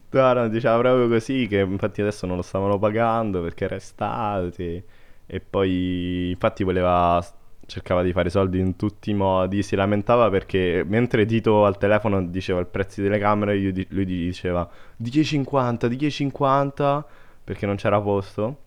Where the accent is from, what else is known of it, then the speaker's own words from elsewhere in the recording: Latina, Lazio, Italy; io so di Latina